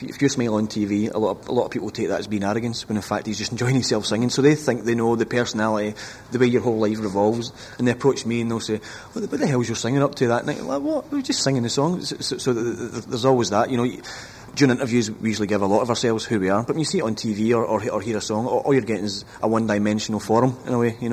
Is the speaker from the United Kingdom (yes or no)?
yes; Scotland, United Kingdom; obviously we come from Scotland